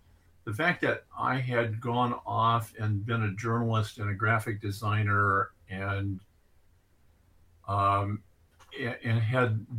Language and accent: English; Iowa, United States; My dad was probably one of the better farmers in the county I grew up in Iowa.